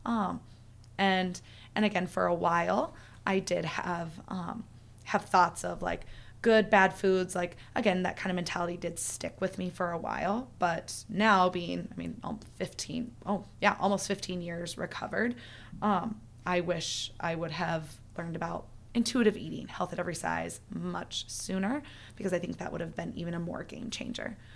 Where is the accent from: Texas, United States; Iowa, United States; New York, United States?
Iowa, United States; I'm from Iowa, so small town